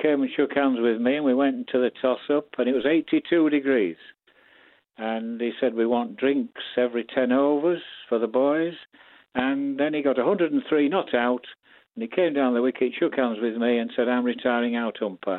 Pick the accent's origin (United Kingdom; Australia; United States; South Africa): United Kingdom; Harrogate, Yorkshire and the Humber; accent: Yorkshire; I was born in Harrogate, which is very posh.